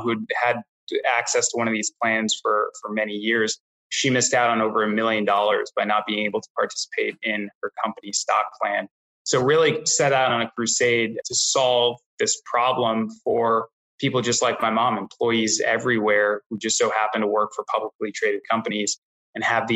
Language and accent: English; New York City, New York, United States; also born or lived in Boston; I grew up in New York City